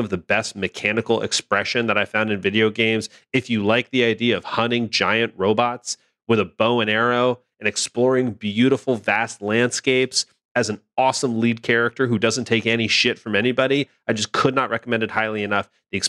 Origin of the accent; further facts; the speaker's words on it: Los Angeles, California, United States; The Forbidden West expansion, The Burning Shores, is set in my hometown of Los Angeles.